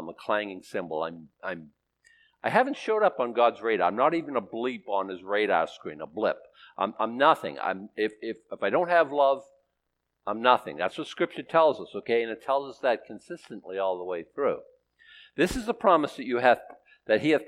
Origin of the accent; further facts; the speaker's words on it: Boston, Massachusetts, United States; I was born in Boston, Massachusetts, by people who were born in Boston, Massachusetts